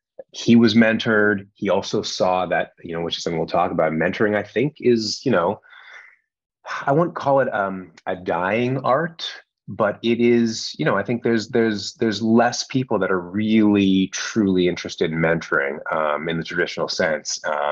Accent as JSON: {"language": "English", "country": "Canada", "said": "I'm from Canada originally."}